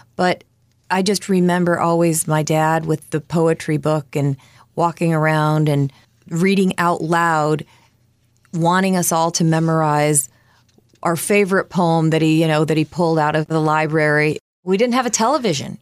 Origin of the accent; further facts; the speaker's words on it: Novelty, Ohio, United States; I was born in Ohio, and at the time my family had a poultry farm outside of Cleveland in Novelty, Ohio